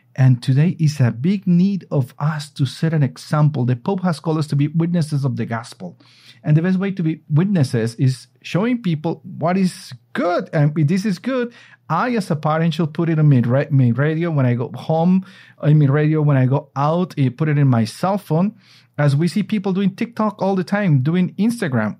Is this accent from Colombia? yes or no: yes; Colombia; I am here in my hometown in Colombia.